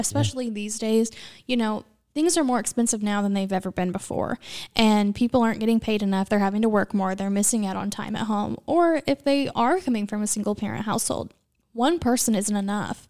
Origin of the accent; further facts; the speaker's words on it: Southern Illinois, United States; I grew up in Southern Illinois